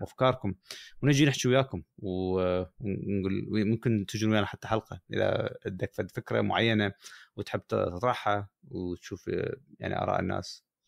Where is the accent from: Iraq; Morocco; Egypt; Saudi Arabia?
Iraq; also born or lived in United Kingdom; now in United States; احافظ على هويتي كعراقي